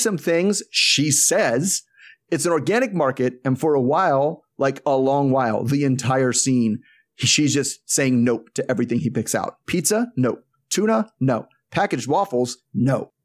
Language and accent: English; United States; as an American Catholic